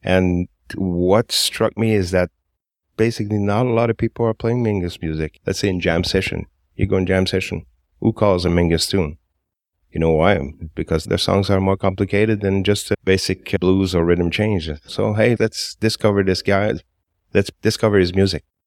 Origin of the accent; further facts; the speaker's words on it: Montreal, Quebec, Canada; I've always been in Montreal. I was born in Little Burgundy